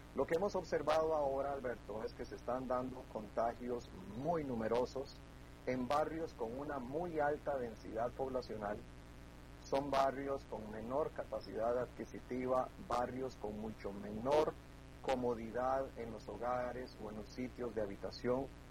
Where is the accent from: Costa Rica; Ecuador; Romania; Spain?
Costa Rica; los costarricenses somos un poquito testarudos